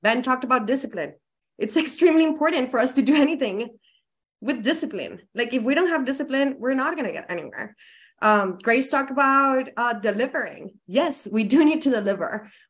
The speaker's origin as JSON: {"language": "English", "country": "Colombia", "second_language": "English", "said": "I am from Colombia. I am an immigrant."}